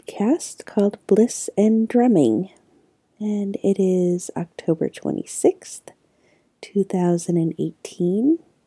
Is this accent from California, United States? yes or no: yes; Southern California, United States; also born or lived in New York / Santa Cruz / Berkeley; growing up in Southern California